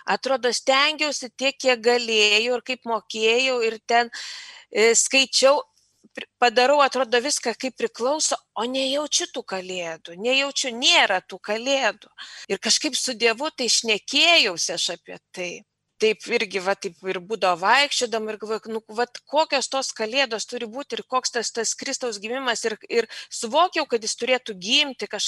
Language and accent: Lithuanian; near Klaipėda, between Šilutė and Klaipėda, Klaipėda County, Lithuania; Augau aš irgi Klaipėdos, netoli Klaipėdos, tarp Šilutės ir Klaipėdos, nedidelėme bažnytkaimyje. Ir mano mama buvo mokytoja ir to tikėjimo mes negalėjom gauti tarybiniais metais, mama bijojo prarasti darbą.